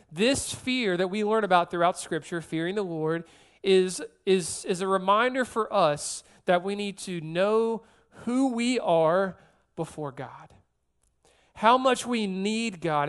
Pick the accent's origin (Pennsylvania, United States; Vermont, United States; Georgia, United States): Georgia, United States; moved away as an adult; also born or lived in South Carolina; now in New Orleans, United States; I'm born and raised in Georgia, then I moved to South Carolina for a couple years